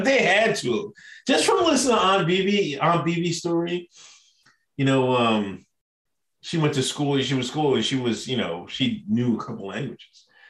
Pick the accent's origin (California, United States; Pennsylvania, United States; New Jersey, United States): Pennsylvania, United States; Exton; I'm from Exton, fucking Pennsylvania